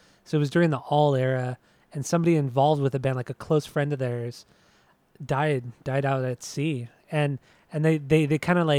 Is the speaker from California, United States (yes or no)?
yes; Southern California, United States; we're obviously from Southern California.